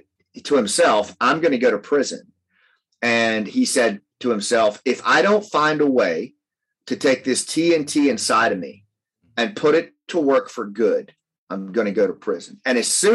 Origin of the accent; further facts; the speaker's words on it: Appalachia, United States; I come from Appalachia